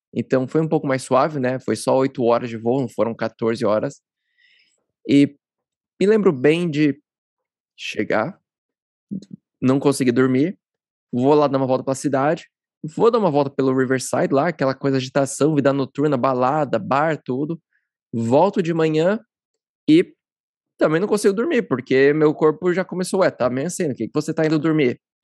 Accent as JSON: {"language": "Portuguese", "region": "São Paulo", "country": "Brazil", "said": "Eu também sou paulista"}